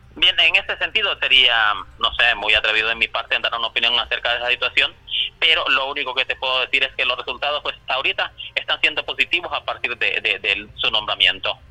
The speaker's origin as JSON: {"language": "Spanish", "town": "San Manuel", "region": "Cortés", "country": "Honduras", "said": "soy del municipio de San Manuel"}